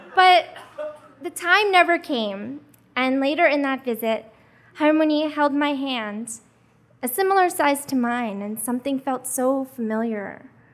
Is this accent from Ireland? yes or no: no; United States; also born or lived in Korea; as a Korean adoptee, I was raised in America since I was four months old